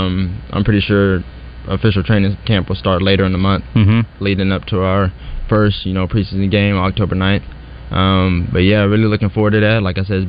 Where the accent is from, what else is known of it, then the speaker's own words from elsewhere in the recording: Fort Smith, Arkansas, United States; I'm from Fort Smith, Arkansas, which is 45 minutes from my college town.